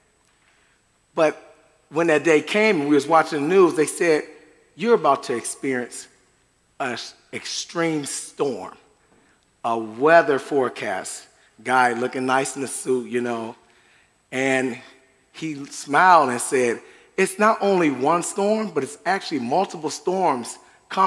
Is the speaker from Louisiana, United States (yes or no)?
no; Michigan, United States; moved away; I'm from Michigan